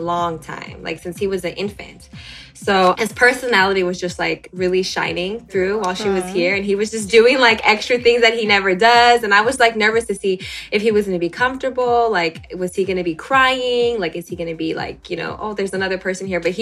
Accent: Dallas, Texas, United States; moved away as an adult; now in New York, United States; I'm originally from Dallas and I moved to New York about like 5.5 years ago

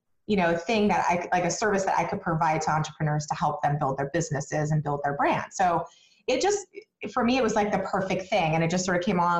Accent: Arizona, United States; moved away; I was originally from Arizona, and I came here years and years ago

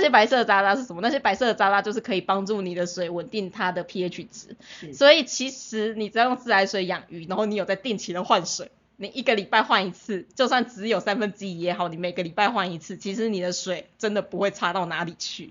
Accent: Taiwan; 我也是虎生土长台湾人

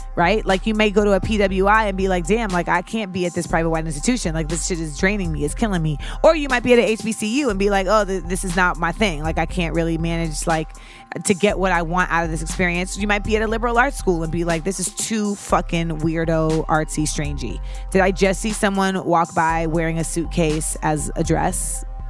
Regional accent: Orlando, Florida, United States; moved away; I grew up in Orlando, Florida.

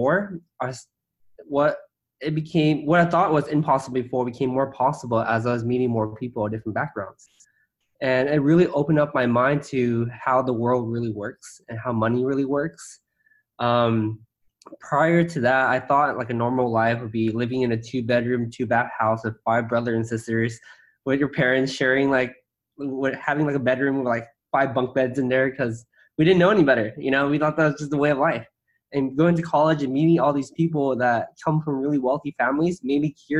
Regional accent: San Gabriel, California, United States; also born or lived in Irvine; I grew up in San Gabriel in LA, a suburb

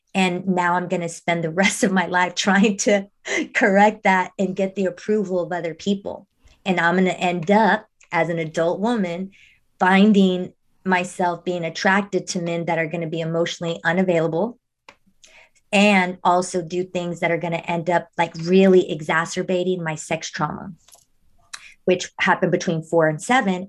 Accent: Monterrey, Nuevo León, Mexico; I was born in Monterrey. I was born in Mexico

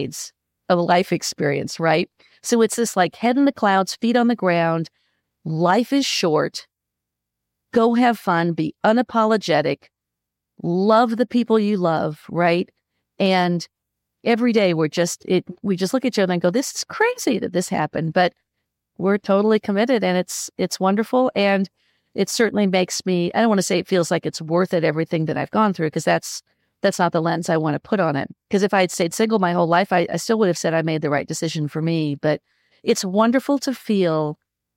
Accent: Midwest, United States; also born or lived in Los Angeles; now in North Carolina, United States; Born and bred in the Midwest, but I've been in North Carolina for close to 20 years after about 20 years in Los Angeles

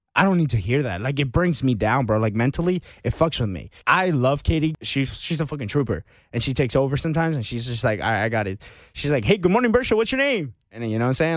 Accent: Marietta, Georgia, United States; I I grew up in the Marietta, Atlanta area.

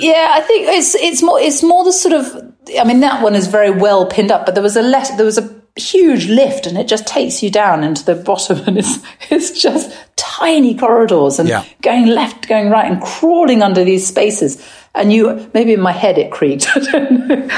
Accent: England, United Kingdom; I am English

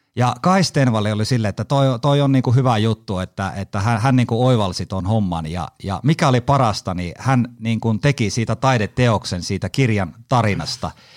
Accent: Haapajärvi, North Ostrobothnia, Finland; accent: Haapajärvi dialect; moved away; also born or lived in Kajaani; alun perin Haapajärveltä, eli murret tulee sieltä. Ja moni luulee mua savolaiseksi, mutta ei, kyllä mä oon Haapajärveltä

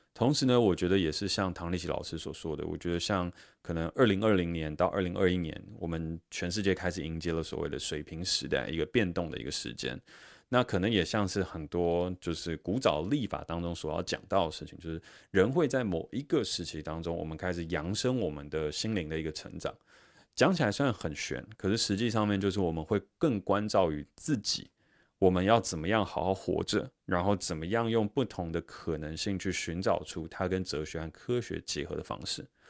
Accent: Taiwan; 我在新竹科学园区成长

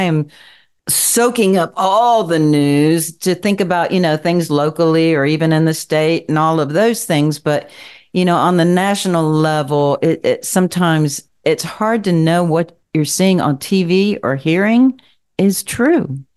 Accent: Kentucky, United States; I'm from the Appalachian Mountains.

